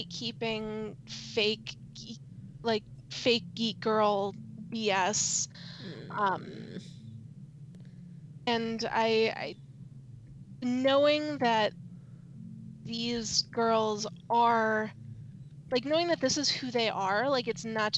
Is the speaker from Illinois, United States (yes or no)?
yes; Chicago, Illinois, United States; I am from Chicago